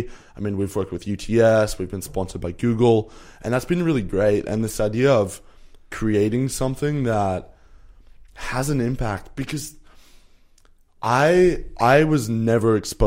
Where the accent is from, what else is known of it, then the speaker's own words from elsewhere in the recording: Canada; I'm 21. I grew up in Canada, and my mum is South African and my dad's Danish